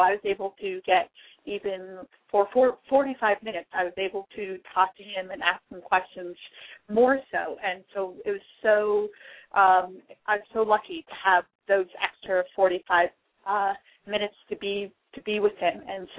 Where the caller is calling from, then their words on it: Princeton, New Jersey, United States; from Princeton, New Jersey.